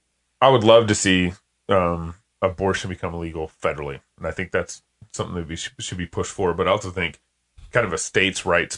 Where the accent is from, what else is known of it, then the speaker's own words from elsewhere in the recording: Texas, United States; I was actually born and raised in Texas